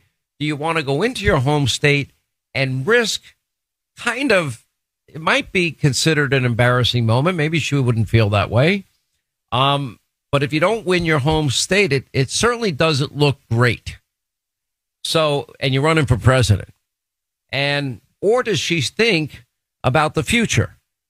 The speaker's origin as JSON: {"language": "English", "region": "Florida", "country": "United States", "tie": "born or raised there", "said": "tell you people, there are some people in Florida that don't like me. And I just say, too bad. It's my home state, too."}